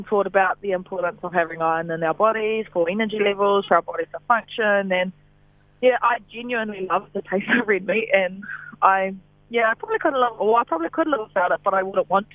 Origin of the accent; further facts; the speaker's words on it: Ruatoki, Bay of Plenty, New Zealand; I grew up in Ruatoki, a very small town, probably less than 1,000 people. In the Eastern Bay of Plenty